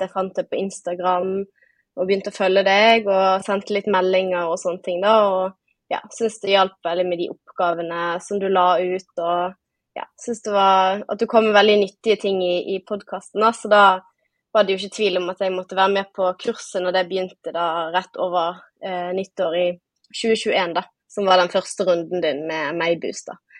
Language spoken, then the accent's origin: Norwegian; Bergen, Vestland, Norway; accent: Bergen dialect; som man sikkert hører på dialekten, så er jeg fra Bergen